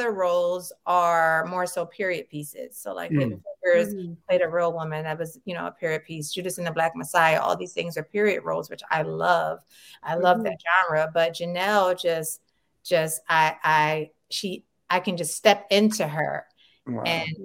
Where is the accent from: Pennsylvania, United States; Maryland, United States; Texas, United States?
Pennsylvania, United States; Philadelphia; moved away as an adult; now in Los Angeles, United States; I'm from Philadelphia, Pennsylvania. So I had a lot of theater companies in the city.